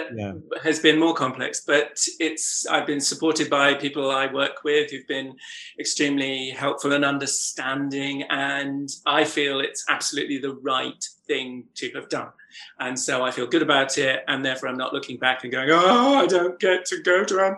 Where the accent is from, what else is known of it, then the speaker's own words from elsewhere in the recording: North Norfolk, East of England, United Kingdom; I grew up in North Norfolk.